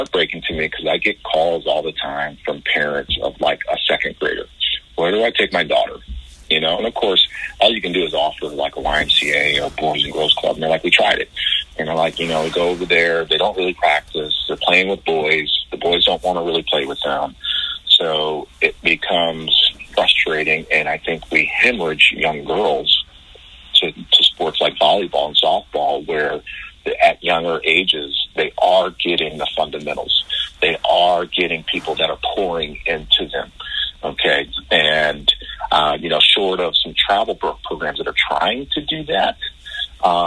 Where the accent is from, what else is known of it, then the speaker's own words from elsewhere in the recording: New Jersey, United States; also born or lived in Europe; now in Hillsborough County, Florida, United States; growing up in the Northeast, you know, especially in Jersey